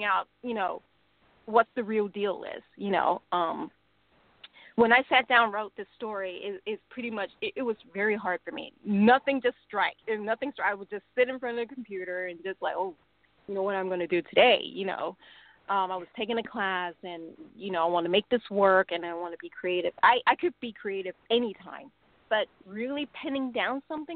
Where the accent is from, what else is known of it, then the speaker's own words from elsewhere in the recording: Hong Kong; now in United States; I grew up in Hong Kong